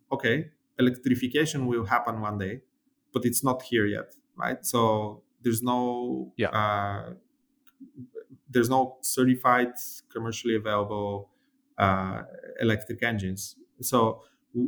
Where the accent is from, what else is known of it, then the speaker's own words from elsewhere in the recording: Bulgaria; my brother, who's an aerospace engineer, and I, we're from Bulgaria, and we were raised during, you know, the 90s, where Bulgaria had just ended its, you know, communist regime